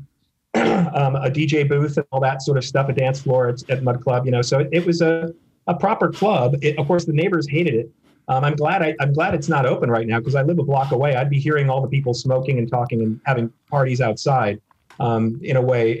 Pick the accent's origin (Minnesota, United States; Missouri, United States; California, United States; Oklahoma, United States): Minnesota, United States; Minneapolis; also born or lived in Chicago, United States; now in New York, United States; I was born in the Minneapolis suburban area. And then I spent some time in Chicago.